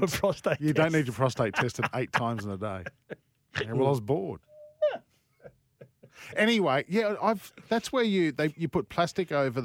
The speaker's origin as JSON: {"language": "English", "town": "Sydney", "region": "New South Wales", "country": "Australia", "tie": "born or raised there", "also_born_or_lived": "Tasmania", "said": "I was born there, Bankstown Hospital."}